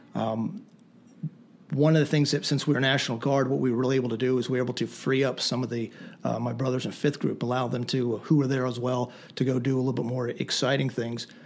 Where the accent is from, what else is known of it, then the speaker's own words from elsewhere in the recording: Lancaster County, southern Pennsylvania, United States; I grew up in Pennsylvania, southern Pennsylvania, in, in Lancaster County.